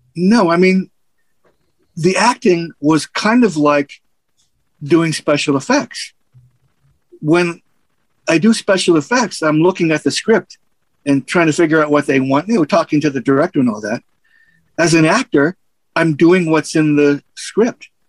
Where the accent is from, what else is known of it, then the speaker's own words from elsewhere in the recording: United States; I grew up in Little Italy.